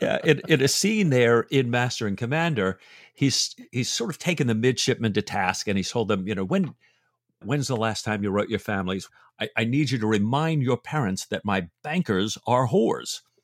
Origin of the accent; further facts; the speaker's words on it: England, United Kingdom; as an Englishman